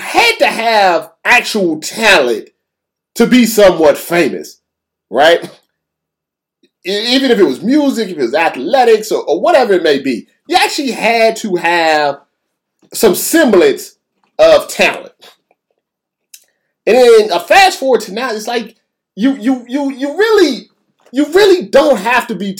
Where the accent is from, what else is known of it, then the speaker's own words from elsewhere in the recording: United States; we're from the United States.